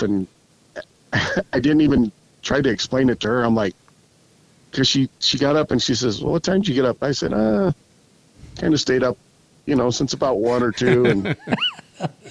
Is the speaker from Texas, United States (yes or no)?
no; New Mexico, United States; I grew up on the Navajo Reservation. My parents were Navajo traders